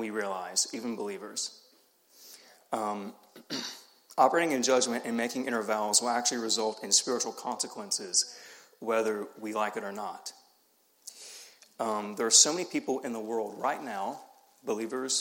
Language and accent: English; the South, United States; accent: Southern; I was from the South